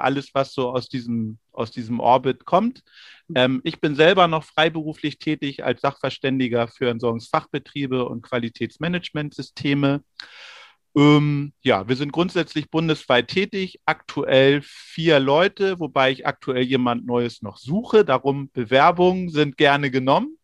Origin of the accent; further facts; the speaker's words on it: Rellingen, Schleswig-Holstein, Germany; aus Relling im Kreis Pinneberg bei Hamburg